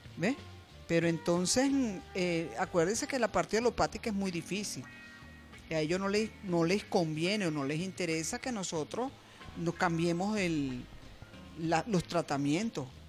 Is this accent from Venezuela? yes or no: yes; Barquisimeto, Lara, Venezuela; en Barquisimeto, que es de donde yo soy, del estado Lara